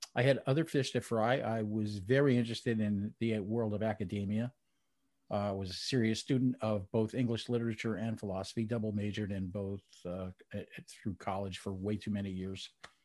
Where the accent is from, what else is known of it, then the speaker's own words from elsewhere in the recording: New Jersey, United States; But I grew up in New Jersey, just outside of New York City. I used to be able to walk across the George Washington Bridge into Manhattan